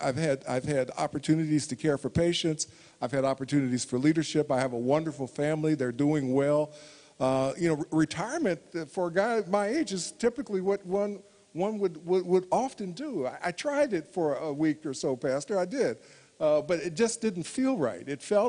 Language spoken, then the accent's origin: English; Indiana, United States; I am the ratified candidate for governor of my home state. I will be the only African-American candidate for governor on the ballot in the United States in the coming election, the first African-American to get the nomination for this position in Indiana.